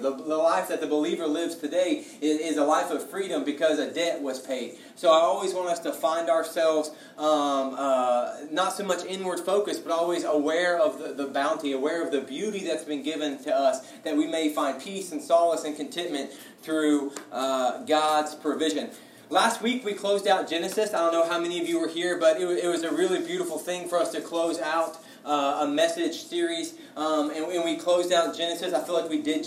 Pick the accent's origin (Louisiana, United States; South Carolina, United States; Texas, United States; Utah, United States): Texas, United States; being a Texan